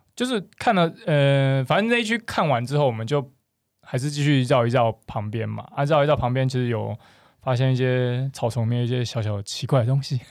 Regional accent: Kaohsiung, Taiwan; 因为我是高雄人，所以我其实， 所以我其实在高雄的时候

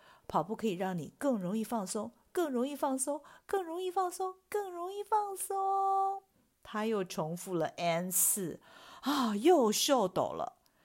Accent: Taiwan; 我们台湾人讲的是伸展

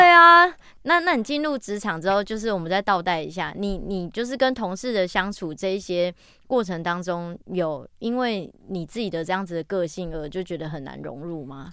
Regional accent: Taichung, Taiwan; 我是台中人

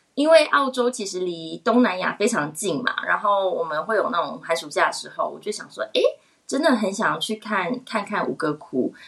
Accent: Taiwan; moved away as an adult; also born or lived in Australia; now in Switzerland; 其实我一开始在台北，嗯，有百事集，然后那个时候也有去做推广。我觉得用母语跟嗯比较了解自己国家，就是台湾人的民情，我觉得会比较容易去做推广。然后来瑞士的时候

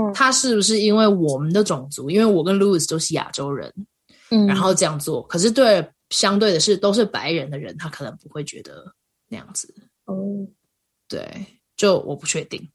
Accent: Kaohsiung, Taiwan; moved away as an adult; now in Colorado, United States; 因为我是高雄人嘛，所以高雄常嗯。常也是大太阳

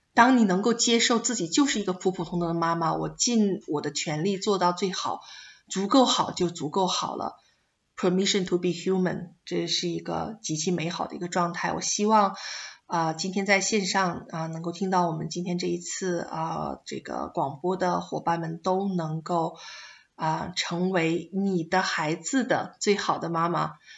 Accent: China; moved away as an adult; now in Australia; 我们中国人

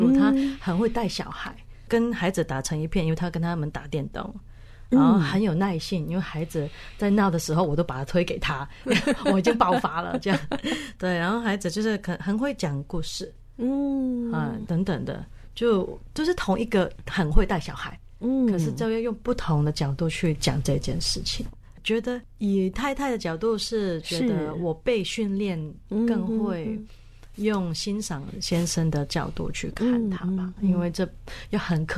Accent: Hong Kong; now in Taiwan; 有蛮大，因为我从香港嫁到台湾嘛，

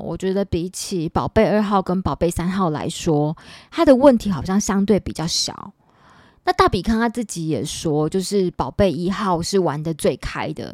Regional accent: Taipei, Taiwan; 因为我是万华人，我土生土长的万华人，我之前交往过一个台积电的男朋友，然后那男朋友就常常笑我是没有水准的万华人

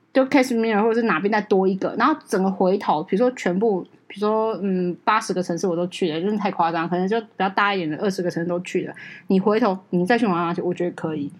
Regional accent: Penghu County, Taiwan; 我澎湖人嘛， 澎湖人有那种海女性格

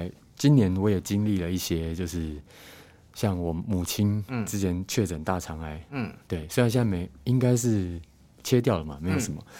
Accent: Hualien County, Taiwan; moved away as an adult; now in Changhua, Taiwan; 当时我搬来彰化嘛，我是花莲人

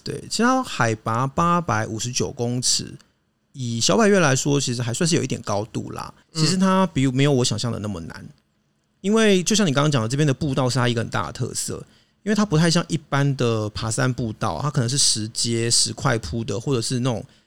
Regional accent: Hakka, Taiwan; 我是客家人。 骄傲的客家人

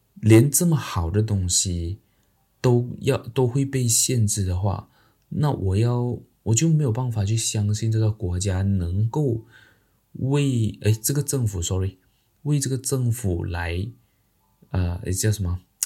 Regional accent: Malaysia; 那明天呢，就是我们马来西亚的这个大选呐。

